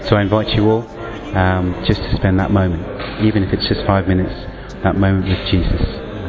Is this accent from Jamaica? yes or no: no; England, United Kingdom; from England.